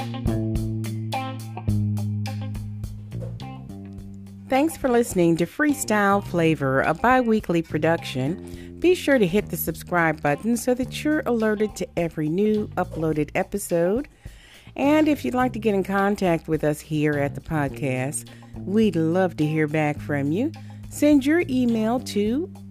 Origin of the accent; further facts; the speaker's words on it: Waterbury, Connecticut, United States; moved away; I'm originally from Waterbury